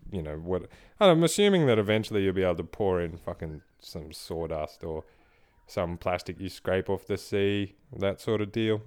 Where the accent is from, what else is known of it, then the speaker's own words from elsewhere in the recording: Australia; I'm Australian